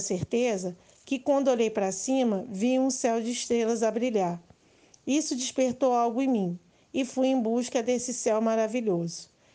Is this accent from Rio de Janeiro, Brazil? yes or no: yes; Baixada Fluminense, Rio de Janeiro, Brazil; Sou nascida da Baixada Fluminense e me orgulho muito das minhas raízes